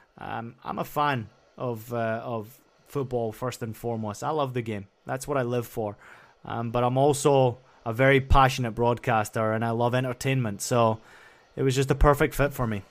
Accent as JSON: {"language": "English", "region": "Scotland", "country": "United Kingdom", "tie": "born or raised there", "moved": "yes", "said": "where I grew up in Scotland"}